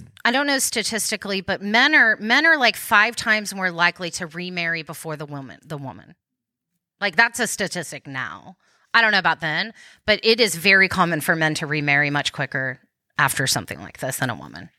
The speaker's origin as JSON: {"language": "English", "town": "Dallas", "region": "Texas", "country": "United States", "said": "I was like, I'm from Dallas."}